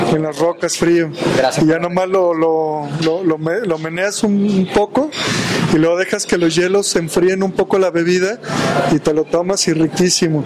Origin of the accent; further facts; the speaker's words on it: Mexico; Nos juntamos para celebrar como buenos mexicanos